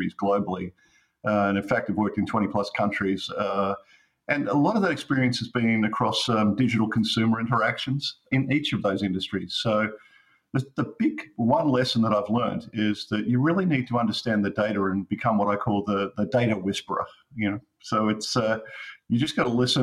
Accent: Australia; accent: southern; moved away as an adult; now in United States; my southern accent

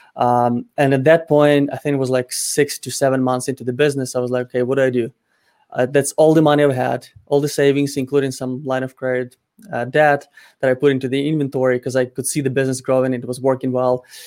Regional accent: Ukraine; moved away; my home country in Ukraine

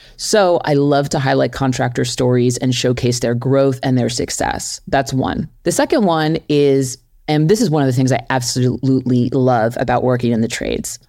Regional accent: New York City, New York, United States; grew up in New York City. I'm from Flushing, Queens

